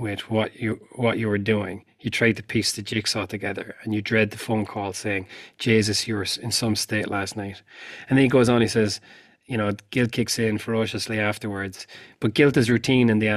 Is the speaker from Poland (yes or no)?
no; Ireland; I grew up in Ireland in the 80s and the 90s